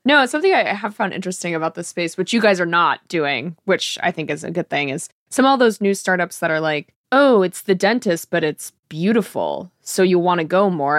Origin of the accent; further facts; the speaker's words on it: Georgetown, Massachusetts, United States; I grew up in Georgetown near Newburyport